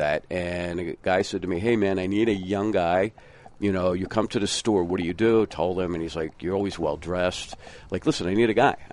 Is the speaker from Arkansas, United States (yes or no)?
no; Philadelphia, Pennsylvania, United States; I'm born and raised in Philly